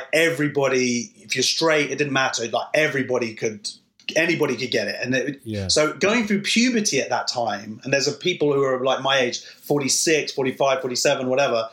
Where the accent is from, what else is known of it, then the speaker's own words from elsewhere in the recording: London, United Kingdom; I'm from London